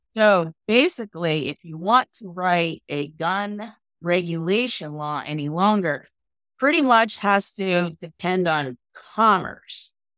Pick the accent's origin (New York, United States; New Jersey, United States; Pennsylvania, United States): Pennsylvania, United States; I'm from Pennsylvania